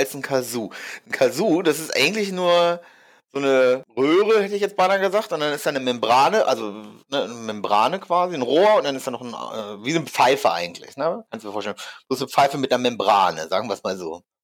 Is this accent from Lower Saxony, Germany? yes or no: yes; Hamelin, Lower Saxony, Germany; moved away; ich komme ja eigentlich aus Hameln, die Ecke